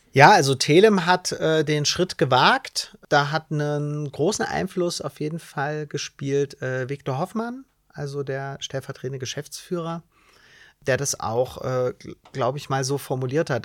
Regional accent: Bautzen, Saxony, Germany; ich bin in Bautzen zur Schule gegangen

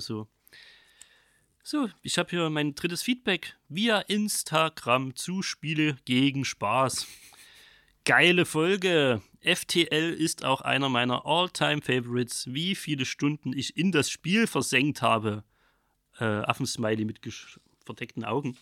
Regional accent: Saxony, Germany; accent: Saxon; mein sächsischer Dialekt

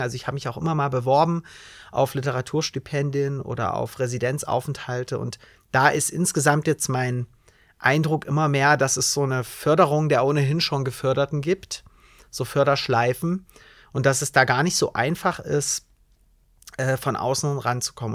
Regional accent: Bautzen, Saxony, Germany; ich bin in Bautzen zur Schule gegangen

